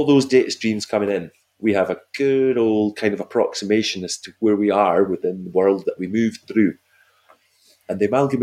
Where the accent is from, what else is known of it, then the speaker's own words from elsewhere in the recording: Scotland, United Kingdom; moved away; I'm a Scottish guy